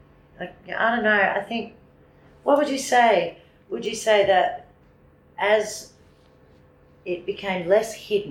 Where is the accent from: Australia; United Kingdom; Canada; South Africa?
Australia; Ringwood, Victoria; moved away; I'm from Ringwood.